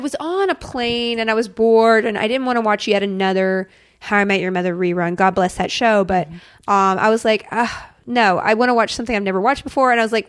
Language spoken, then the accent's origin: English; Austin, Texas, United States; moved away; also born or lived in Alabama / Mississippi / San Antonio, Texas / Vancouver; High school years, Austin, Texas.